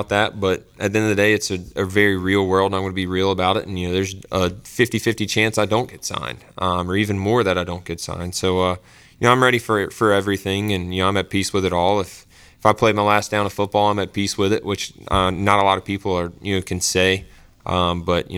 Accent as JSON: {"language": "English", "town": "Greenville", "country": "United States", "said": "I'm from Greenville"}